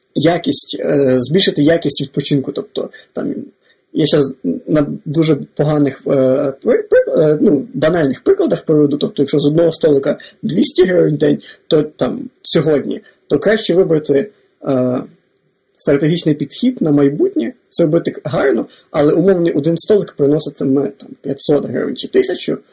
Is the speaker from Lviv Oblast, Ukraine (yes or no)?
yes; Lviv Oblast, Ukraine; я сам з Львівської області